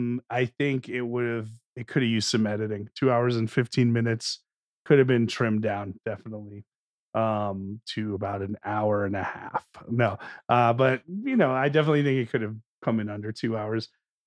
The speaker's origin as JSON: {"language": "English", "region": "New Jersey", "country": "United States", "tie": "born or raised there", "said": "growing up in North Jersey."}